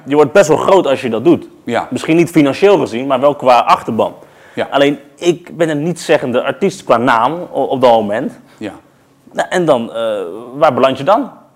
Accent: The Hague, South Holland, Netherlands; in de Schilderswijk

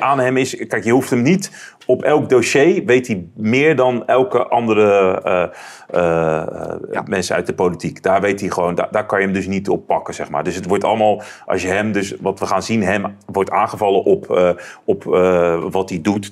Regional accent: Netherlands; ik, als Nederlander

